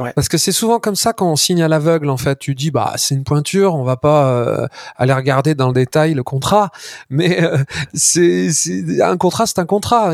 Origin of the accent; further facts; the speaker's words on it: Auvergne-Rhône-Alpes, France; notre région Auvergne-Rhône-Alpes